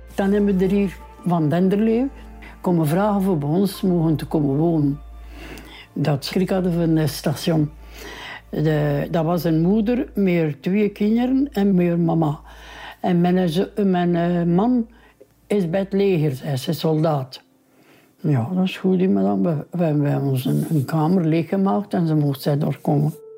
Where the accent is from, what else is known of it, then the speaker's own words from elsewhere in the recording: Welle, Flanders, Belgium; Ik woon al mijn leven hier in Welle